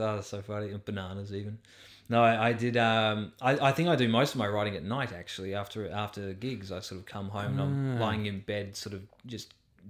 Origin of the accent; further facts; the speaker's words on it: London, United Kingdom; I've never learned, because I grew up in London.